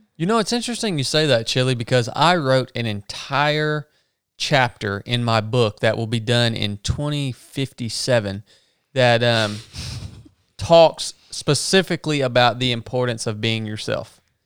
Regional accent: the South, United States; accent: Southern

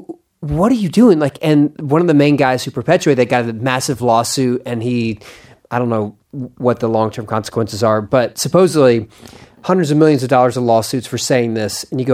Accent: Western Province, Rwanda; For me to go, I'm from very West Rwanda, like Northwest.

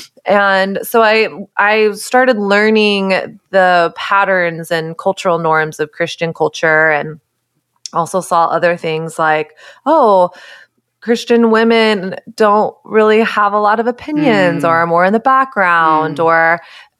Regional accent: Texas, United States; I grew up in Texas during early 2000s, late 90s, early 2000s

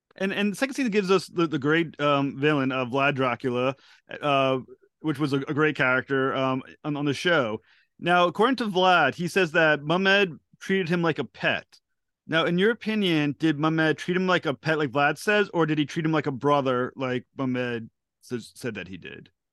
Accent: United States; I'm from the United States

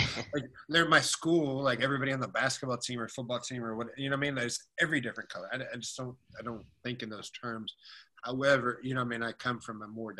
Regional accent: Cleveland, Ohio, United States; I come from Cleveland

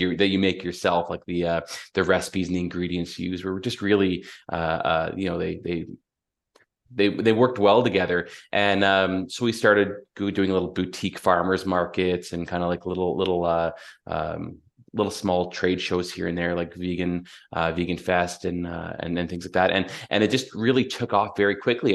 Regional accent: London, Ontario, Canada; I was born and raised in London, Ontario.

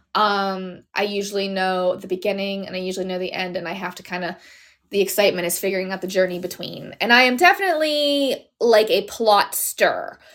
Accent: Pittsburgh, Pennsylvania, United States; my hometown of Pittsburgh

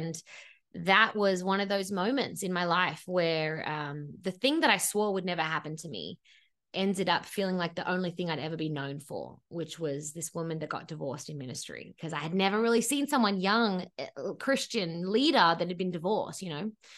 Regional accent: Sydney, New South Wales, Australia; moved away as an adult; now in Los Angeles, United States; And 10 years ago, I moved to Los Angeles from my childhood bedroom in Sydney, Australia, which is always an important point because I had never lived by myself.

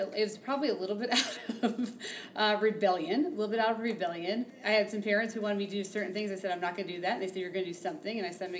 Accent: southern Indiana, United States; now in Denver, United States; I grew up in the Midwest. I grew up in Indiana, southern Indiana.

